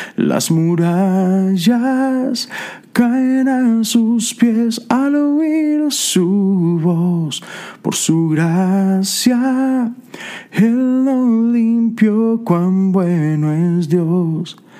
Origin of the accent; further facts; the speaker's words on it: Mexico; soy mexicano